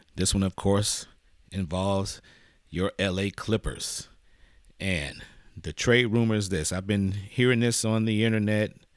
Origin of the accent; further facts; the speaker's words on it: Detroit, Michigan, United States; moved away; I'm originally from Detroit